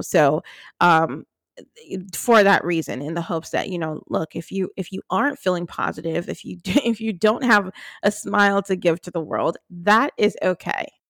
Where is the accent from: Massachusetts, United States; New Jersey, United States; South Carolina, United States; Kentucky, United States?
New Jersey, United States; I grew up in New Jersey